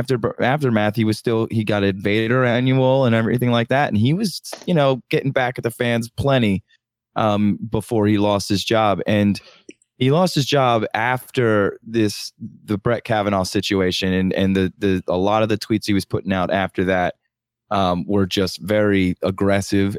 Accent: right outside Philadelphia, Pennsylvania, United States; I'm from Philly, well, right outside Philadelphia

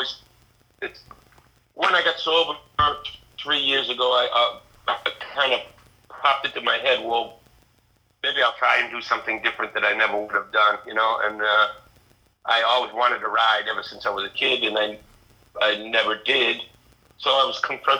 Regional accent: Kingston, Massachusetts, United States; I grew up about 45 minutes south towards the Cape in Kingston

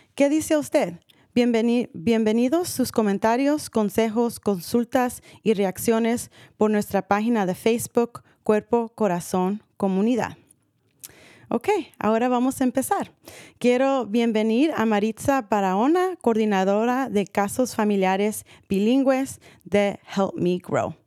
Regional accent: San Rafael, California, United States; Crecí en San Rafael

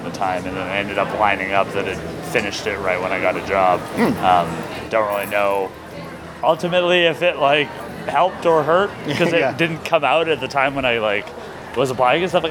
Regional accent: Vancouver, British Columbia, Canada

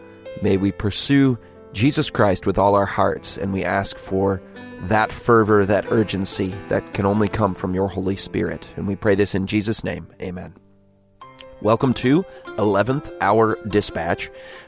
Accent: Galway, Connacht, Ireland; I first learned about vampires when I was 13 and growing up in Galway.

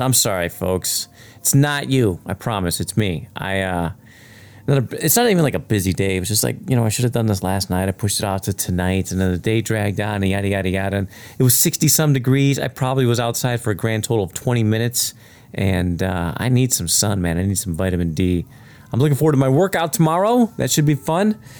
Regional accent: Chicago, Illinois, United States; I grew up in the South Side of Chicago

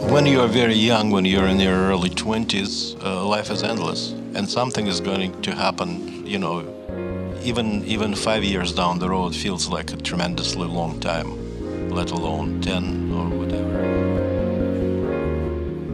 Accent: Saint Petersburg, Russia; first language Russian; English is a second language; moved away as an adult; also born or lived in New Hampshire, United States; now in Montreal, Canada; I just had a normal, ordinary, reasonably happy Soviet childhood

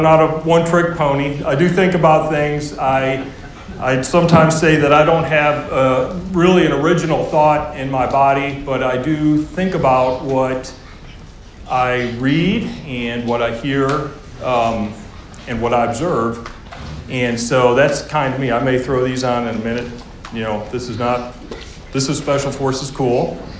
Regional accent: the South, United States; accent: Southern; around here long enough, you know, you won't hear any trace of a Southern accent. I'll sound like I was from Alaska.

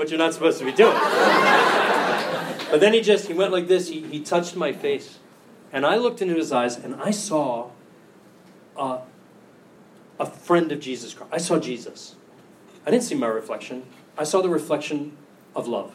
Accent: United States; I'm American

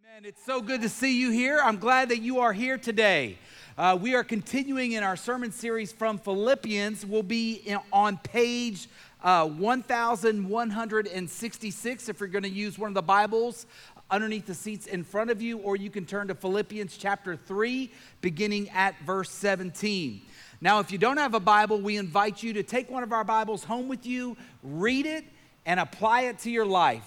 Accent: Lewiston, Maine, United States; I was born on February 20th, 1973, in Lewiston, Maine, and I became a citizen of the United States of America

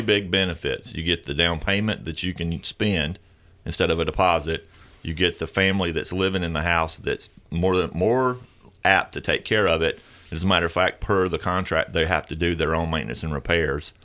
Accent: the South, United States; we're from the South

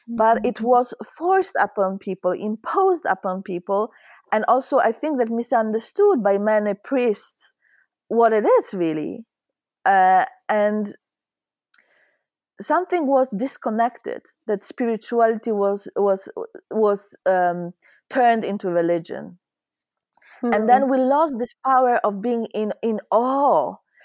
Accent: Poland; now in Sweden; I'm Polish, so I right now I live in Sweden, but I was born in Poland, and I'm quite shocked. I moved out from Poland in 2016

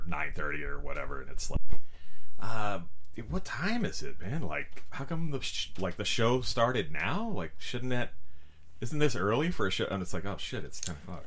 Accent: San Diego, California, United States; San Diego, California, my hometown

